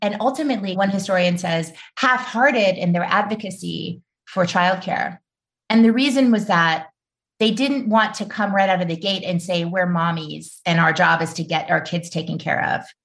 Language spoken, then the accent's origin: English; New Orleans, Louisiana, United States; now in Brooklyn, United States; I had been a reporter when Katrina hit my hometown